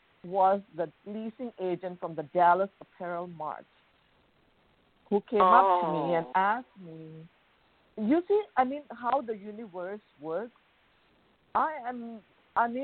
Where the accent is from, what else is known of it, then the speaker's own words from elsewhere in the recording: Bangkok, Thailand; moved away as an adult; I was born and raised in Thailand, in Bangkok